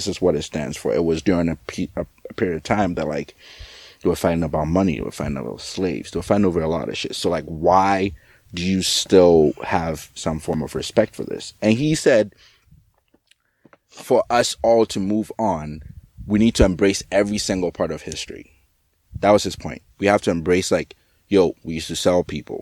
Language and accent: English; Ghana; I'm not American, like, I'm Ghanaian